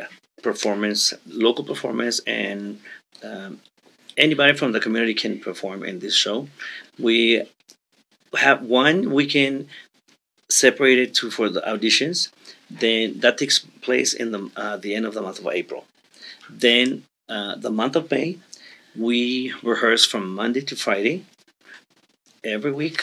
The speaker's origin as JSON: {"language": "English", "town": "Ciudad Juárez", "region": "Chihuahua", "country": "Mexico", "tie": "born or raised there", "also_born_or_lived": "El Paso, Texas, United States", "said": "I was born here in El Paso, Texas, and raised in Juarez, Mexico"}